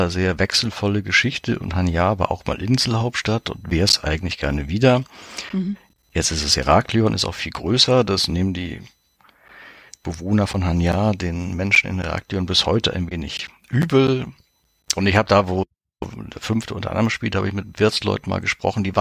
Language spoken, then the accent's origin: German; North Sea coast, Germany; also born or lived in North Frisia; ich bin an der Nordsee groß geworden